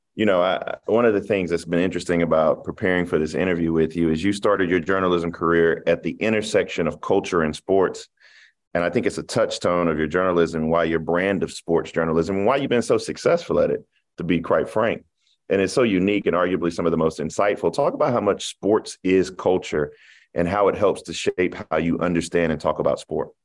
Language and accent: English; Denmark, South Carolina, United States; I'm from Denmark, South Carolina